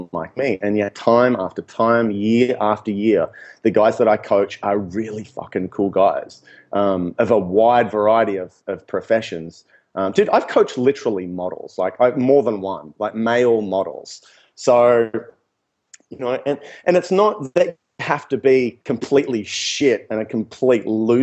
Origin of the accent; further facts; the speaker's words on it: Newcastle, New South Wales, Australia; moved away as an adult; also born or lived in Melbourne; moving to Melbourne, and I said, yeah, I'm from Newcastle